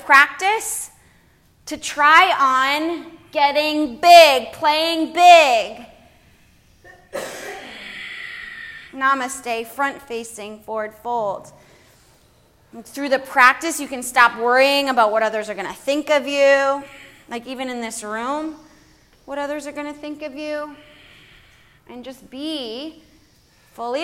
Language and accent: English; United States; we as a American society